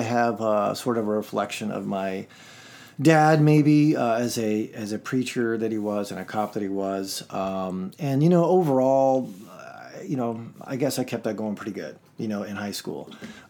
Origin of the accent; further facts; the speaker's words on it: Nicosia, Nicosia District, Cyprus; born there; So I grew up Church of Christ. I grew up on the mission field. I was born in Nicosia, Cyprus.